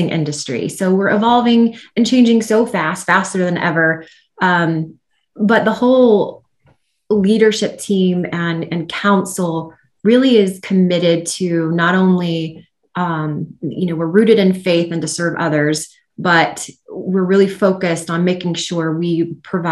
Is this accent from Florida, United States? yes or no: yes; Central Florida, United States; I grew up in Central Florida as a daughter of a Florida citrus grower